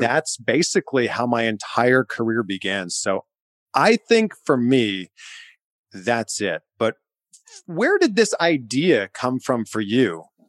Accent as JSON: {"language": "English", "country": "Canada", "said": "I'm Canadian"}